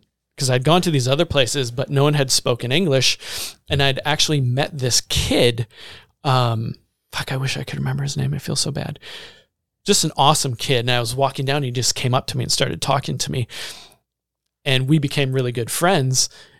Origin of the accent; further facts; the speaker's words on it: Baraboo, Wisconsin, United States; I can remember growing up in Baraboo. We grew up on 7th Street in this little duplex.